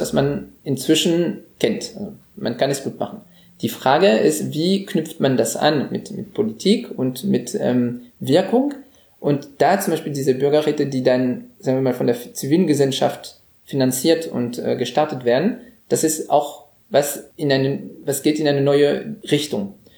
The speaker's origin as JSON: {"language": "German", "country": "France", "moved": "as an adult", "lives_now": "Germany", "said": "als Franzose, der seit 15 Jahren in Deutschland lebt"}